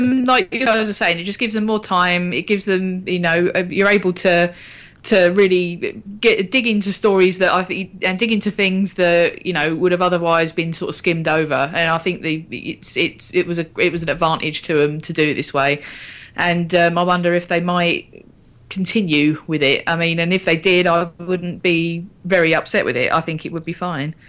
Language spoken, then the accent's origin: English; Bexley, London, United Kingdom; I grew up in Bexley.